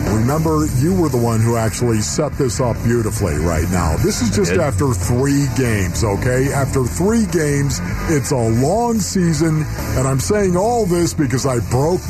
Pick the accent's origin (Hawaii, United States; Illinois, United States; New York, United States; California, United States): New York, United States; Orchard Park; now in Arizona, United States; Yes, I'm from Orchard Park.